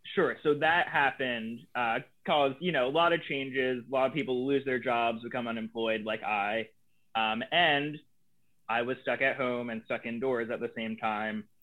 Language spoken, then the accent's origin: English; Eatonville, Washington, United States; also born or lived in Philadelphia area, Pennsylvania; moved from Pennsylvania to Washington in like fifth grade